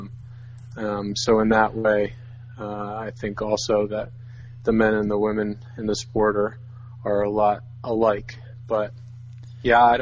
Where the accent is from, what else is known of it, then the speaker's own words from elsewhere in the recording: New Jersey, United States; also born or lived in New York; I was born and raised in New Jersey